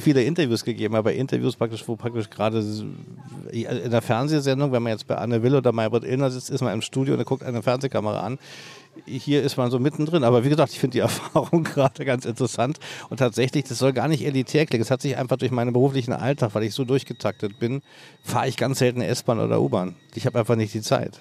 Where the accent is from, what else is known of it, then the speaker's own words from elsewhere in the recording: Berlin, Germany; seit meiner Jugend als Berliner, Westberliner Jugendlicher